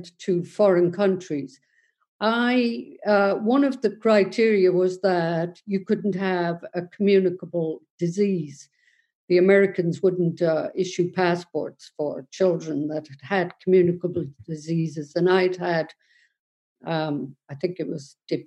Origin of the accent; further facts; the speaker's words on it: Cork, Munster, Ireland; now in Galway, Ireland; I was born in 1949 in Besborough Mother and Baby Institution.